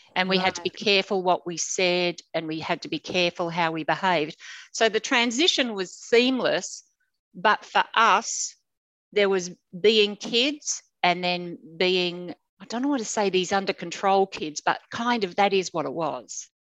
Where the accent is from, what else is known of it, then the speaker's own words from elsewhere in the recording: Sydney, New South Wales, Australia; now in Brisbane, Australia; I grew up in Sydney. I was born into an apartment in King's Cross